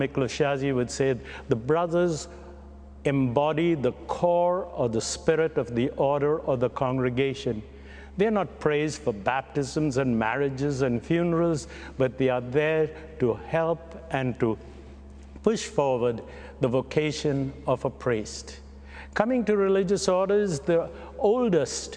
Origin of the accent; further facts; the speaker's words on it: Guyana; also born or lived in Mumbai, India; now in Canada; I was born in Bombay, bred in Guyana, and buttered in Canada